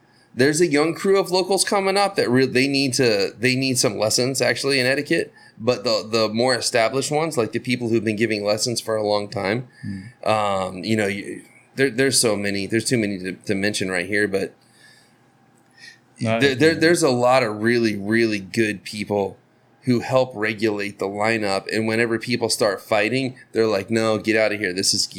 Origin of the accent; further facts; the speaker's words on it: Florida, United States; I'm from Florida, we don't have mountains